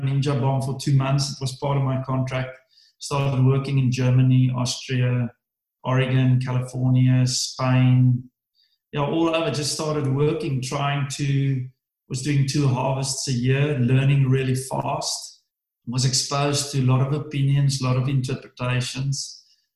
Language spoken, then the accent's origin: English; Swartland, Western Cape, South Africa; I grew up in the Swartland